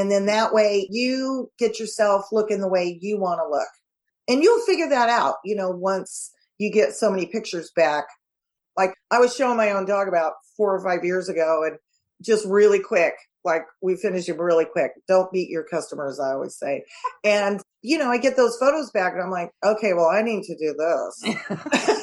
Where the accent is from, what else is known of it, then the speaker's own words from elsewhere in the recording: California, United States; I'm from California